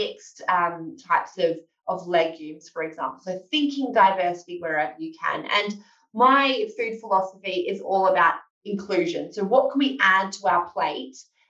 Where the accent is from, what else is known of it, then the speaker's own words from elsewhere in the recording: Australia; moved away as an adult; now in London, United Kingdom; I'm Australian by background. I moved over to the UK to work as a research fellow at King's College in London.